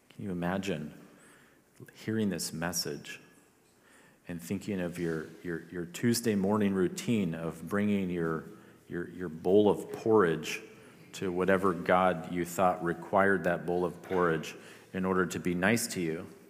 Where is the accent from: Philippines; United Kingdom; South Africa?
Philippines; moved away; I grew up in the Philippines